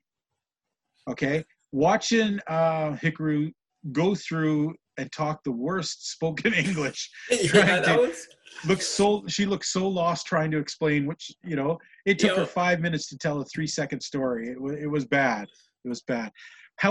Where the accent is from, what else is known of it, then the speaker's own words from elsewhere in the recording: Western Canada, Canada; being a Canadian fan from Western Canada